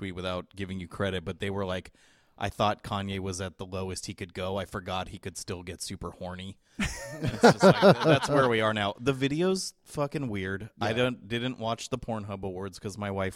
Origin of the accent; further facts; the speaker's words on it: San Jose, California, United States; We're from San Jose, California, the safest big city in America